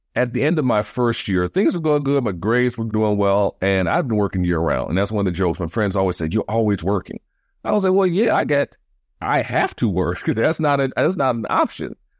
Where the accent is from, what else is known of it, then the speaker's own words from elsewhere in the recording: Detroit, Michigan, United States; moved away as an adult; now in Washington, D.C., United States; being born and raised in Detroit. I grew up in Detroit in the seventies and eighties.